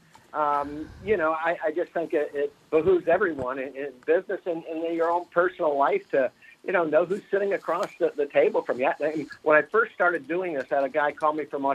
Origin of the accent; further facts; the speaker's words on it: Fort Lauderdale, Florida, United States; I grew up in Fort Lauderdale within a 7-year period, a 7-mile radius